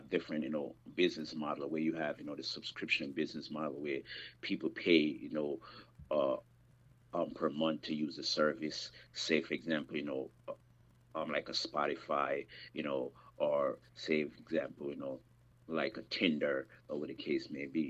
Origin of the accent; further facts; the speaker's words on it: Jamaica; I'm from the Caribbean. I'm from Jamaica